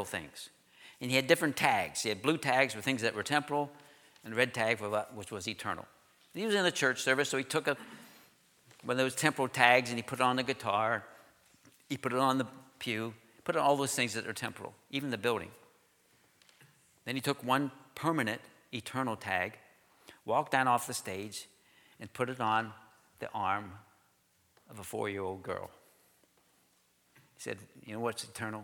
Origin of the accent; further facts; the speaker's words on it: Juniata, Pennsylvania, United States; I grew up here in Juniata.